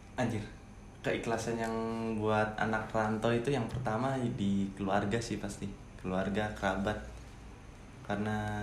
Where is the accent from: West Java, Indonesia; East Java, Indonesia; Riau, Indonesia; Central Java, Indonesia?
East Java, Indonesia; Malang; now in Lombok, Indonesia; saya kan dari Malang